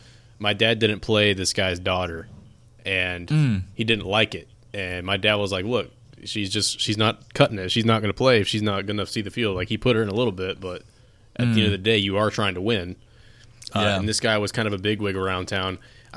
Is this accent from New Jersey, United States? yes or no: no; Wheatland, Wyoming, United States; also born or lived in Columbus, Ohio; my family, I was born in Columbus, Ohio. My dad, when I was about 3 years old, two or three, we moved out to Wheatland.